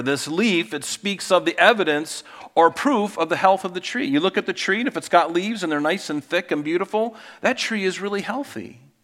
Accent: Pine Island, Florida, United States; moved away; growing up on Pine Island in Southwest Florida

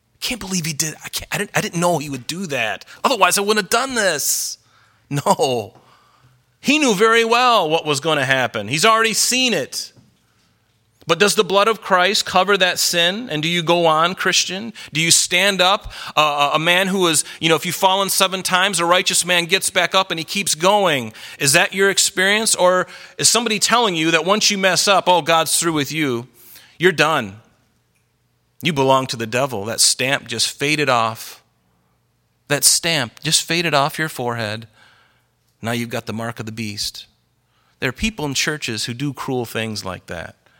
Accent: United States; I'm American

